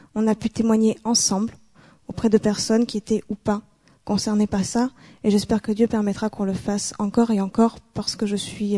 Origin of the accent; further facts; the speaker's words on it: Bordeaux, Nouvelle-Aquitaine, France; moved away; Bordeaux, c'est ma région d'origine, c'est dans le sud-ouest de la France